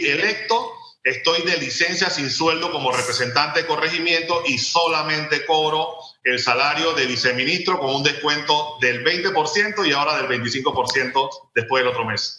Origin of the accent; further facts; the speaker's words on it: San Miguelito, Panama; Yo que soy de barrios populares, que todavía vivo en el distrito de San Miguelito